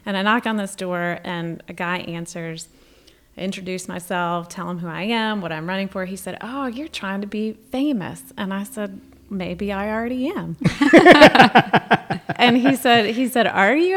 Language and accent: English; Eastern Wake County, North Carolina, United States; accent: North Carolina; also born or lived in Michigan; moved here um, when I was 11, and that was in 1992